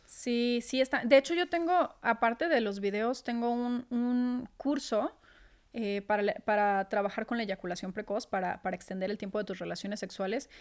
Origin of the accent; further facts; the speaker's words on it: Torreón, Coahuila, Mexico; moved away as an adult; now in Mexico City, Mexico; tener que mudarme para acá, yo siendo de Torreón